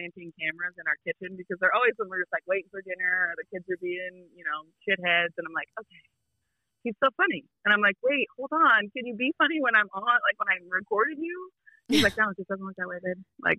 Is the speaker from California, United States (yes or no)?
no; Montana, United States; now in Midland, United States; I came from Montana where it was the same thing. It was like, if you want to go to the other town, it's 2 or 3 hours to get to the next town.